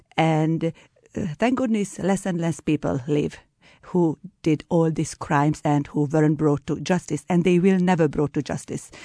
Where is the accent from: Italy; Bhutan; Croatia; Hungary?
Hungary; I am from Hungary